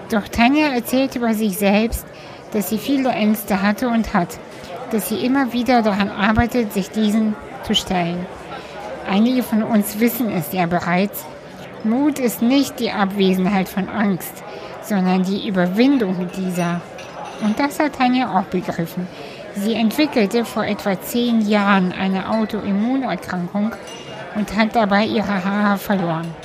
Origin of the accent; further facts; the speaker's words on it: Cologne, North Rhine-Westphalia, Germany; Schön, dass wir uns ähm, heute in Köln treffen. Stimmt, genau. Äh, in meiner Heimat sozusagen.